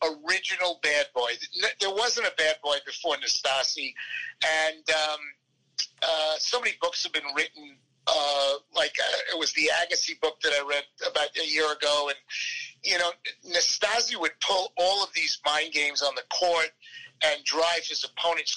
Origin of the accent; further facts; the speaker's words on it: Plainview, New York, United States; moved away as an adult; also born or lived in Manhattan, New York; now in Dallas, United States; I grew up on Long Island, very proud of it, very proud to be an ex-New Yorker